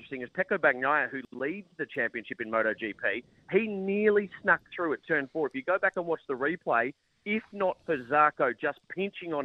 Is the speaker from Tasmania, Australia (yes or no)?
no; Melbourne, Victoria, Australia; our hometown